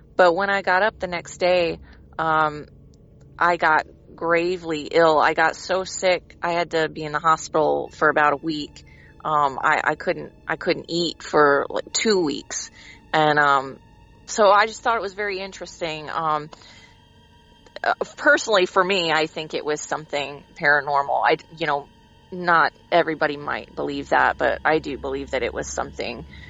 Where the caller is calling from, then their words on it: Branson, Missouri, United States; I'm calling from Branson, Missouri.